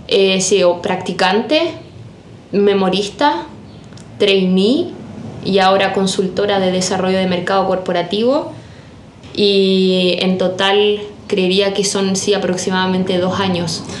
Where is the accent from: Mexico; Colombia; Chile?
Chile; La Unión, Los Ríos; moved away as an adult; also born or lived in Germany; soy exalumna del Colegio Alemán de la Unión, yo soy de la generación 2016